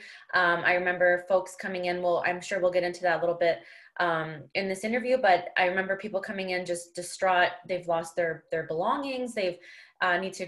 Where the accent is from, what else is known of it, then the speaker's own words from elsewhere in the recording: Windsor, Ontario, Canada; I was born and raised in Windsor